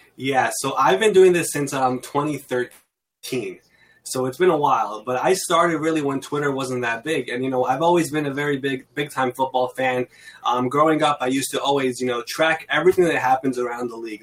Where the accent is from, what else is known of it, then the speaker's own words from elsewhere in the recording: New York City, New York, United States; I'm from New York. I've been in Queens, New York, my entire life